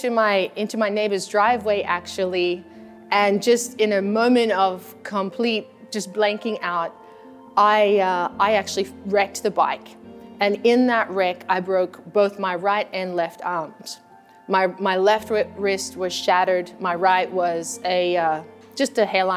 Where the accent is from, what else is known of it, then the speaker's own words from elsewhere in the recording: Australia; moved away; I'm born and raised in Australia among the Aboriginal people, and that's my own personal heritage.